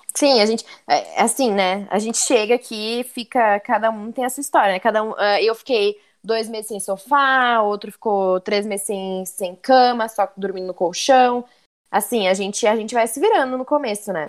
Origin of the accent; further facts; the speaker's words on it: Porto Alegre, Rio Grande do Sul, Brazil; moved away as an adult; now in Montreal, Canada; eu sou de Porto Alegre